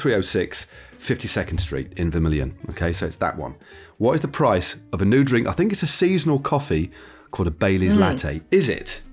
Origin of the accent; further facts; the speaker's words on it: Derby, East Midlands, United Kingdom; my hometown of Derby, which is in Derbyshire, not far from Nottingham